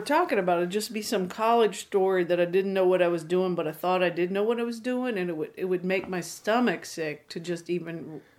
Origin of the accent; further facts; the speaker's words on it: Urbana, Ohio, United States; I'm from Ohio, from a little factory town called Urbana.